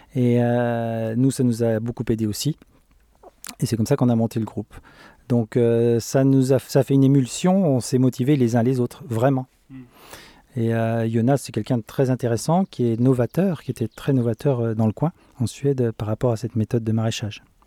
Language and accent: French; France; moved away as an adult; now in Sweden; on est français